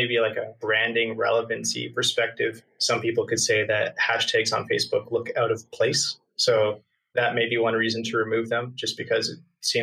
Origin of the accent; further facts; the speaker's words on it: Canada; I'm from Canada